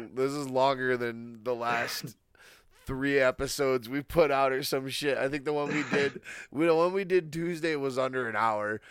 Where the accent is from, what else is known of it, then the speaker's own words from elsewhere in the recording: Michigan, United States; I'm from Michigan